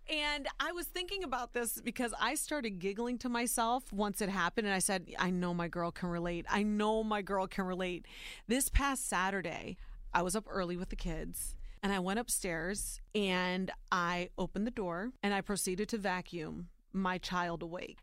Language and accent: English; Warren, Ohio, United States; also born or lived in Youngstown, Ohio; Soy Nicaraguense, but I was born and raised in Ohio